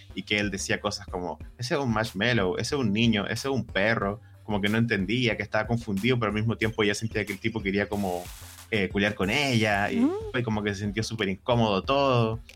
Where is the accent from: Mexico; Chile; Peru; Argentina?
Chile; como joven chileno sin privilegio